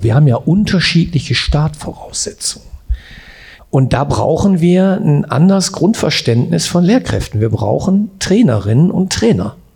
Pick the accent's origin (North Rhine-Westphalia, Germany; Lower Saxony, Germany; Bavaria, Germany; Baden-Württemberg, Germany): North Rhine-Westphalia, Germany; Essen; Ich bin Essener und arbeite in Gelsenkirchen